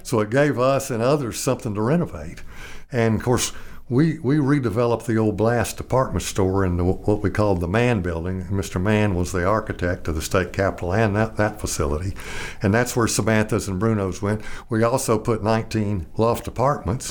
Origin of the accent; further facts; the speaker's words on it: Little Rock, Arkansas, United States; when I was growing up in Little Rock